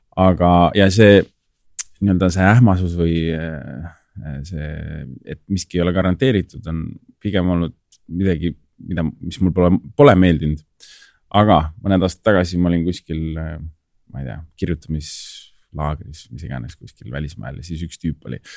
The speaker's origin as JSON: {"language": "Estonian", "town": "Tallinn", "region": "Harju County", "country": "Estonia", "tie": "born or raised there", "said": "ma olen kasvanud ja elanud Tallinnas"}